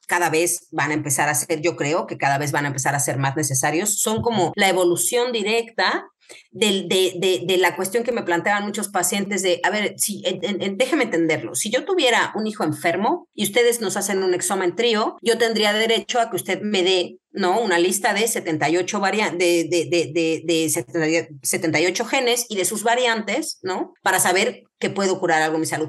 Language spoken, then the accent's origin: Spanish; Querétaro, Mexico; moved away as an adult; also born or lived in Mexico City; now in Spain; yo soy médico genetista de México, eh, soy de Querétaro